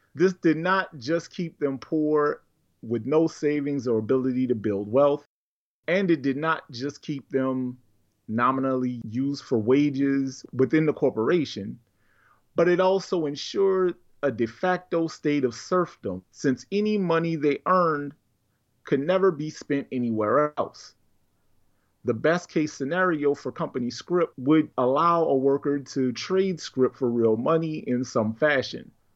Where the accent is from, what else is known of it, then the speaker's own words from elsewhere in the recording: St. John the Baptist Parish, Louisiana, United States; the part of Louisiana where I grew up in Saint John Parish